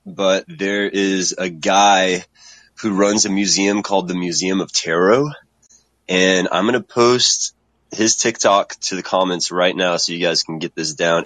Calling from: Texas, United States; I'm calling from Texas

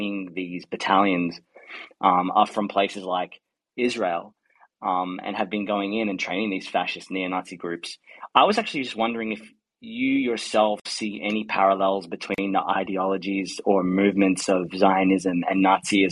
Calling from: Australia; I'm calling from Australia.

